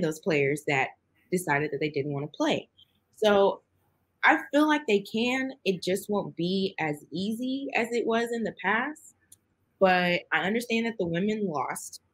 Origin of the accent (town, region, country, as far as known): United States